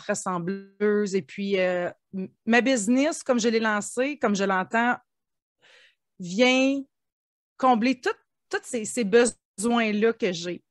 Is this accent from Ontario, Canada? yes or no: yes; Ontario, Canada; je suis franco-ontarienne. On peut penser que je suis du Québec, quoique le Québec est voisin de l'Ontario. Euh, moi, je suis native d'une petite communauté de 5000 habitants.